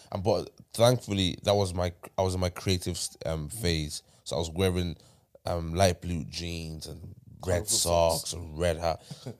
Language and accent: English; Dublin, Leinster, Ireland; I'm from Tyler.